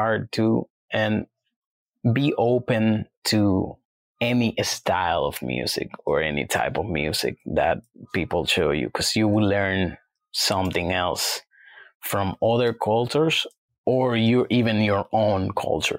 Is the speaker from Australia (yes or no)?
no; Dominican Republic; now in New York, United States; where I come from Dominican Republic